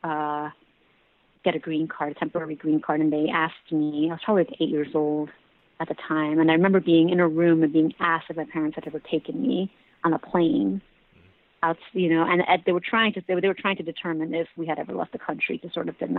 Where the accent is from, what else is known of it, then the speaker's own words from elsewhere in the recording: New York, United States; I grew up here in New York